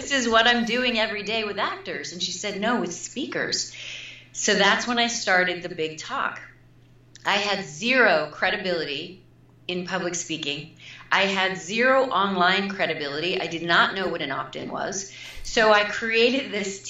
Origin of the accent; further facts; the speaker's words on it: Midwest, United States; moved away as an adult; also born or lived in New York City; I'm also from the Midwest